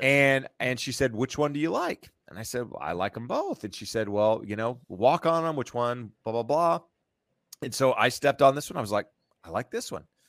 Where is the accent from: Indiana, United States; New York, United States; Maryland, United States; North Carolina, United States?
North Carolina, United States; moved away as an adult; now in California, United States; I'm from North Carolina. Uh, graduated college, moved to, uh, to California